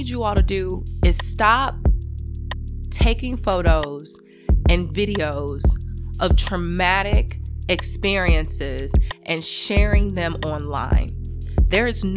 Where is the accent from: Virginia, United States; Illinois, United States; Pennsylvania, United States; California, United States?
Illinois, United States; Chicago; I'm a Midwesterner, because I'm from Chicago